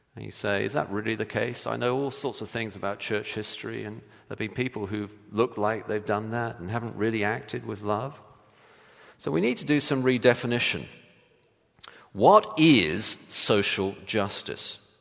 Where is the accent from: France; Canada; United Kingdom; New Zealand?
United Kingdom; England; now in United States; I'm English